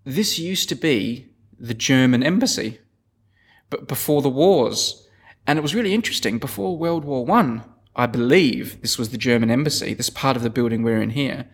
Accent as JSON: {"language": "English", "town": "Adelaide", "region": "South Australia", "country": "Australia", "said": "I'm from Adelaide"}